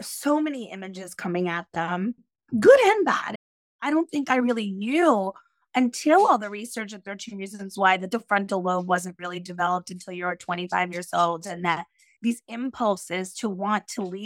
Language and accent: English; Yonkers, New York, United States; I grew up in Yonkers, New York, which is right outside the Bronx, in a working class area.